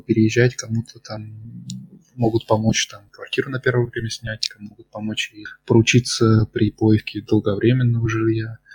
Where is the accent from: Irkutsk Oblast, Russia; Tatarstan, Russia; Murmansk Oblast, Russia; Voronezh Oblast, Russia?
Voronezh Oblast, Russia; Voronezh; moved away as an adult; also born or lived in Moscow; now in Germany; в детстве в нашем, в Воронеже газета «Камелот» называлась